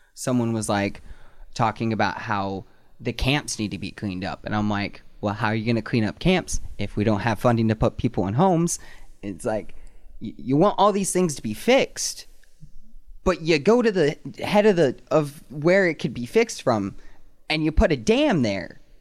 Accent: North Carolina, United States; now in Anchorage, United States; I moved back up from my home state of North Carolina

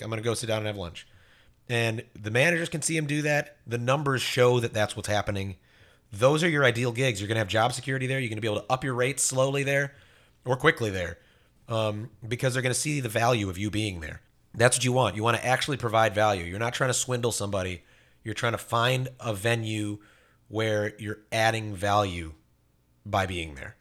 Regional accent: Fort Myers, Florida, United States; I grew up in Fort Myers.

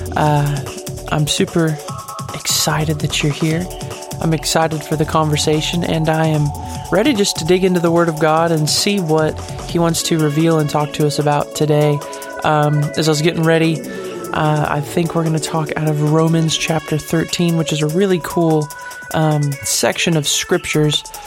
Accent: United States; As an American

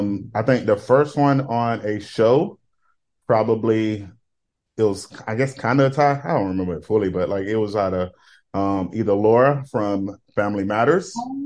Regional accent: United States; growing up in Polk County

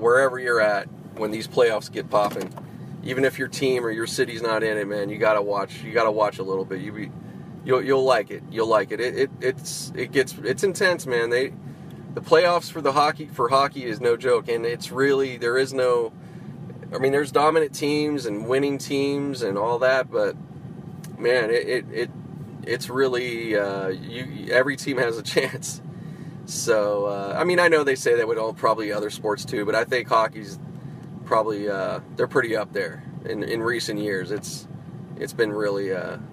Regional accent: Pittsburgh, Pennsylvania, United States; moved away; I grew up out in Pittsburgh

